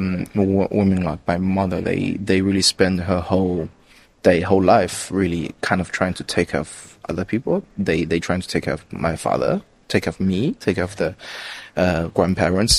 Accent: China; I'm from China

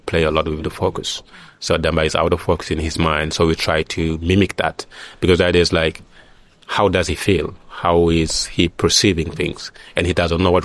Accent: Senegal; this is my hometown. I feel safe there

